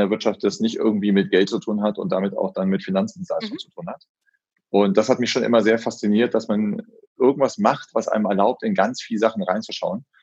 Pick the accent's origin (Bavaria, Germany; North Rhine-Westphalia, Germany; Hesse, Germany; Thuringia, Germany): North Rhine-Westphalia, Germany; Solingen; also born or lived in Frankfurt; Ich komme ganz gebürtig aus Solingen, mhm. also die mhm. Messerstadt.